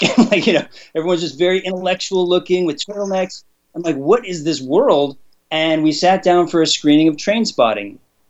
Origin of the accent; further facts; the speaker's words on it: Los Angeles, California, United States; I grew up in Los Angeles